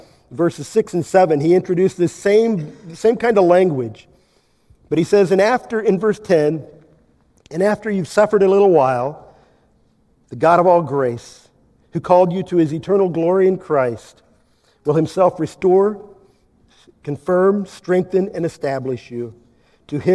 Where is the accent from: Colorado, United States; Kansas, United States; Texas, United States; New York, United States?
Kansas, United States; I'm from Kansas